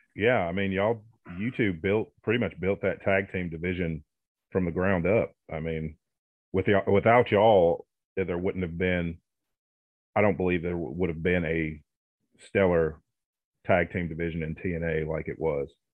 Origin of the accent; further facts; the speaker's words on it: Kentucky, United States; I'm from Kentucky. I live in uh, West Paducah